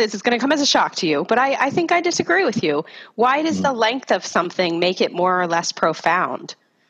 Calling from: Washington, United States; I guess I'm the one that's the furthest west. I'm calling from the Pacific Northwest, beautiful state of Washington.

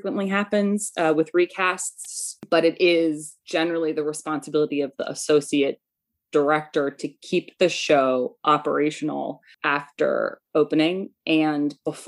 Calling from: Washington, Connecticut, United States; I'm calling from Washington, Connecticut, in Litchfield County.

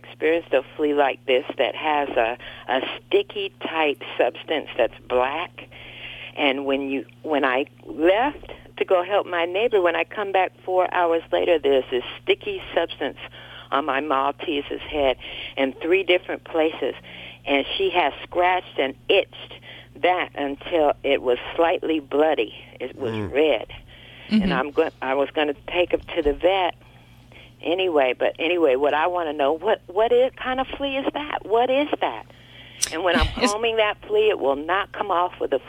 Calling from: Torrance, California, United States; I am calling from Torrance, California.

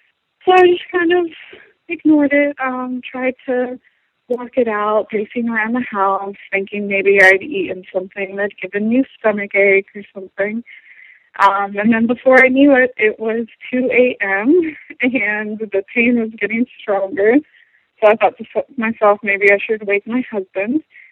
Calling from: Atlanta, Georgia, United States; I'm from Atlanta, Georgia

